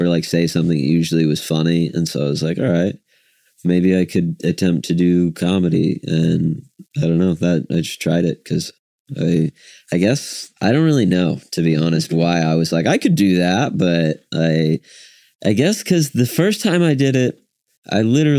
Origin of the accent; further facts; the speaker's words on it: Woodward, Oklahoma, United States; also born or lived in Oregon; now in Oklahoma City, United States; I grew up in Woodward, Oklahoma